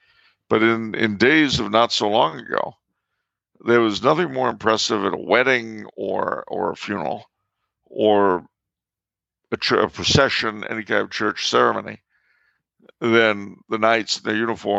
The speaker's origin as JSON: {"language": "English", "country": "Canada", "said": "I mean, being French Canadian, you know, a sash around the waist used to be part of our folk garb."}